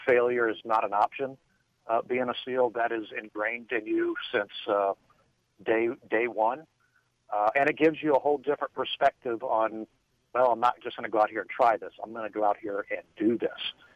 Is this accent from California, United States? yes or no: no; Miami, Florida, United States; growing up in Miami